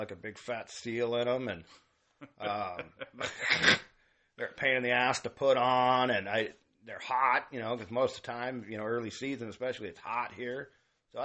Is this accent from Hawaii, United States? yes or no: no; Grass Valley, California, United States; I grew up in Grass Valley